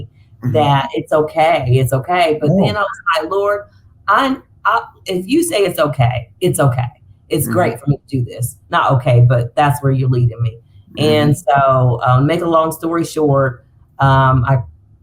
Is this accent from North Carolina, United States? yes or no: yes; Fayetteville, North Carolina, United States; born or raised there; moved away as an adult; now in Charlotte, United States